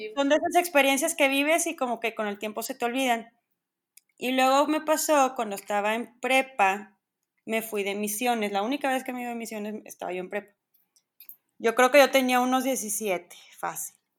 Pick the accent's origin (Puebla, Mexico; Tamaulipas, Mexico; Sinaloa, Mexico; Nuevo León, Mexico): Nuevo León, Mexico; Monterrey; soy regia 100%, aquí nací, aquí crecí